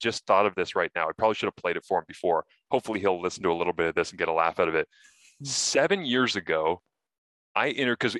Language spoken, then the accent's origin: English; Scotland, United Kingdom; I'm Scottish